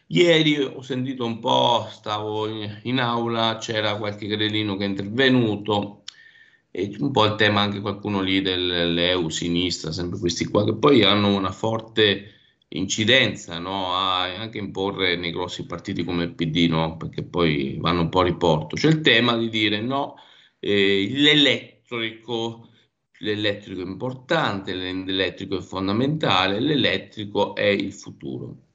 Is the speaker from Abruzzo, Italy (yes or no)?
yes; Abruzzo, Italy; Io vengo dall'Abruzzo, eh, quindi anche noi sulla costa c'è un grosso dibattito sull'estrazione del gas